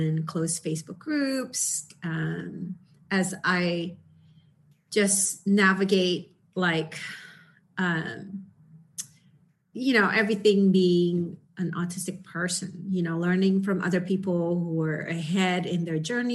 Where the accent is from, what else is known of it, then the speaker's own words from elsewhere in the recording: Indonesia; moved away; I came from Indonesia